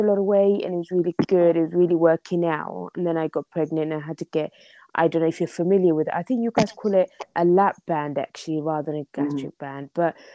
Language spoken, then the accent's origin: English; London, United Kingdom; also born or lived in Somalia; I am from London. I'm from very cold and rainy London in England.